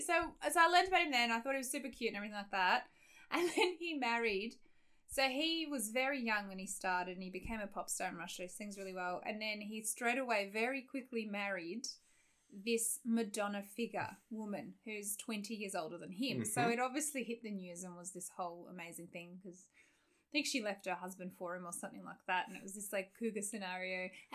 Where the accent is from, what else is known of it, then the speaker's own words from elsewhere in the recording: Australia; So I came from Australia where we had